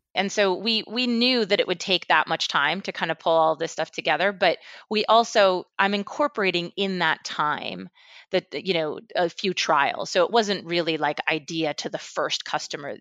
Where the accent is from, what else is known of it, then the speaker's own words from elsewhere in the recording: Westchester, New York, United States; moved away as an adult; also born or lived in Mexico City, Mexico; I grew up in Westchester, um, right outside of New York City, um, after, after my family moved back from Mexico City